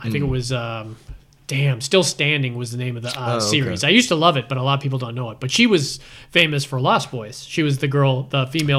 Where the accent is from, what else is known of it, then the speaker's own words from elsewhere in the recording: Boston, Massachusetts, United States; accent: Boston; my Boston accent